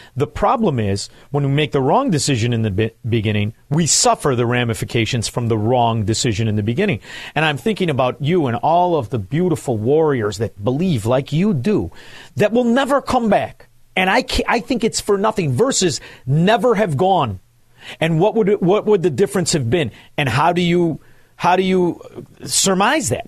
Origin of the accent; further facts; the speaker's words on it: Chicago, Illinois, United States; also born or lived in Southwest Florida; now in Florida, United States; I live in Southwest Florida now, I grew up in Chicago